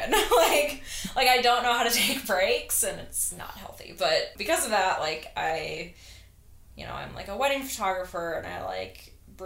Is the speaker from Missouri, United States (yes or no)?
no; Minnesota, United States; moved away; I'm from Minnesota